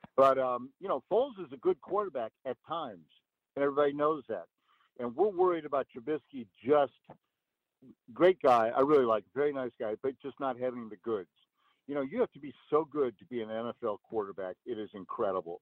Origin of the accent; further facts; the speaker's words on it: Peoria, Illinois, United States; I grew up in Peoria